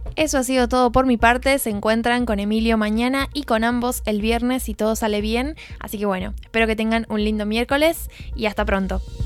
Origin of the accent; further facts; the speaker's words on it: San Juan, Argentina; moved away; mi perspectiva como argentina